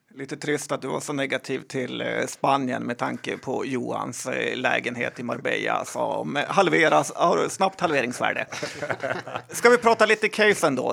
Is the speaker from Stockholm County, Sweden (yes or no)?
no; Västerbotten County, Sweden; jag är ju från Västerbotten